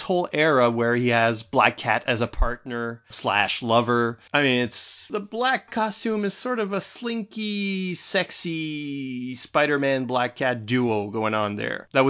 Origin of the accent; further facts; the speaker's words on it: New Brunswick, Canada; none of them came from my region